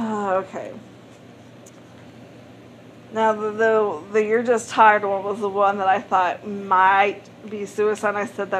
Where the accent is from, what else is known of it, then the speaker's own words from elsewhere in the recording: East St. Louis, Illinois, United States; Okay, I'm from St. Louis on the Illinois side.